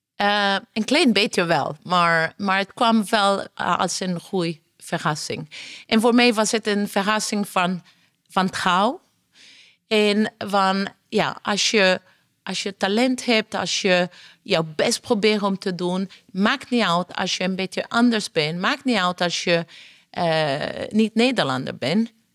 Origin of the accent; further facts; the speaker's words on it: Italy; Dutch is a second language; now in Netherlands; Ik ben Italiaans.